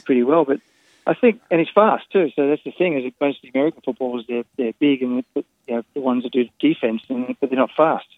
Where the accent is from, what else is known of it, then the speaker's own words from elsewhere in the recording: Sydney, New South Wales, Australia; now in Los Angeles, United States; I grew up in French's Forest